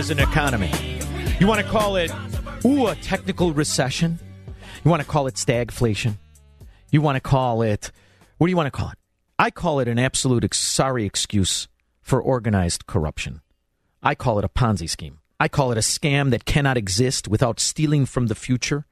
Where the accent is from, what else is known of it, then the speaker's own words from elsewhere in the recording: Illinois, United States; as an Illinoisan